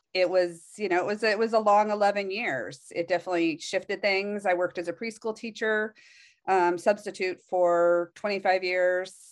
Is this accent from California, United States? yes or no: yes; Palo Alto, California, United States; I was actually born in Palo Alto